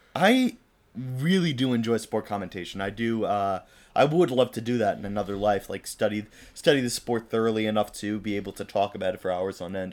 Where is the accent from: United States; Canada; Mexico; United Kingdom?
United States; we are American